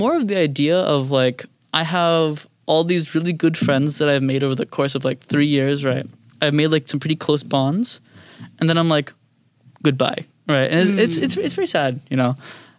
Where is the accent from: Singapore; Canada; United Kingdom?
Singapore; now in United States; the moment I came from Singapore to America, right, I kind of just like dropped all preconceived notions